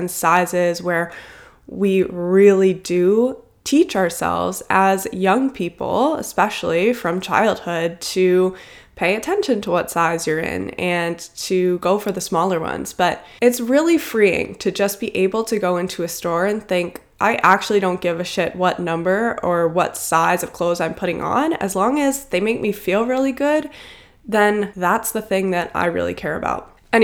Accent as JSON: {"language": "English", "town": "Cincinnati", "region": "Ohio", "country": "United States", "moved": "yes", "said": "I'm from Cincinnati, Ohio, originally."}